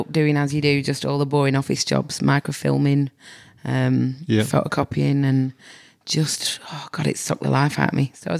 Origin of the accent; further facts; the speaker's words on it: Manchester, North West England, United Kingdom; now in Australia; And I moved from England, North Manchester.